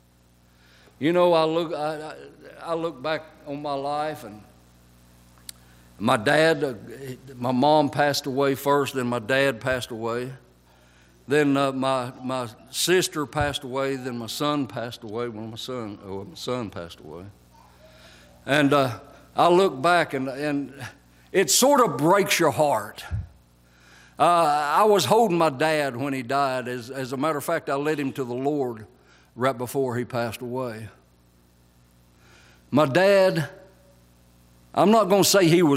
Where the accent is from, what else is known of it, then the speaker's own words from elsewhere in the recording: Whites, Georgia, United States; I grew up in Whites, Georgia